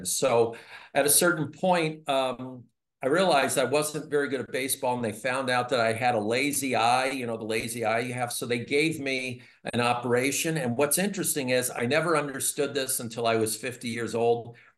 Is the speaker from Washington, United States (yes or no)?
no; Philadelphia, Pennsylvania, United States; I was born in Philadelphia, Pennsylvania